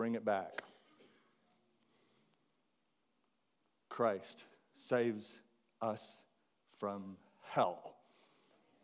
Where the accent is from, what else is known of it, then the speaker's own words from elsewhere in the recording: McKinney, Texas, United States; The world that I grew up in back in McKinney, Texas